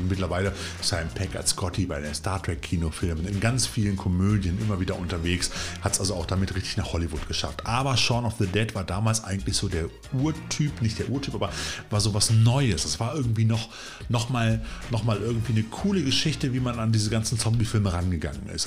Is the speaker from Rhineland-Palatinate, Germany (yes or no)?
no; Cologne, North Rhine-Westphalia, Germany; ich persönlich bin ja als gebürtiger Kölner eine reine Frohnatur